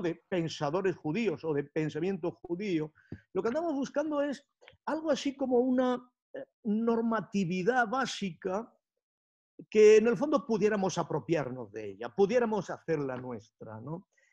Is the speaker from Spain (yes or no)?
yes; Spain; como pensadores españoles